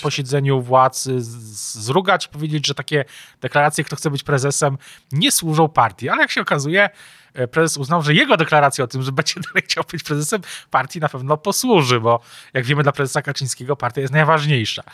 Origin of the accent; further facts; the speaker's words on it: Kraków, Lesser Poland, Poland; nie tylko my jesteśmy z Krakowa